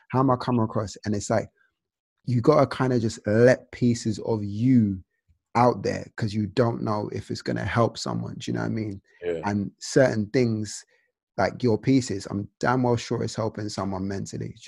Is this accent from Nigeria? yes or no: yes; Nigeria; This reminded me of being Nigerian because you know you're so consumed